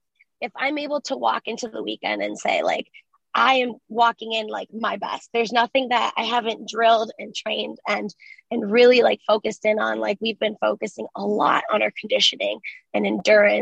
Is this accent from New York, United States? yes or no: no; Cleveland, Ohio, United States; first language Spanish; English is a second language; I'm from Cleveland